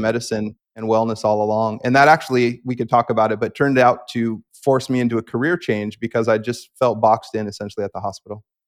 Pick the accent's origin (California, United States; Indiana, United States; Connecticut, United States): California, United States; the Bay Area; being raised in California by a mom with a lot of naturalistic emphases.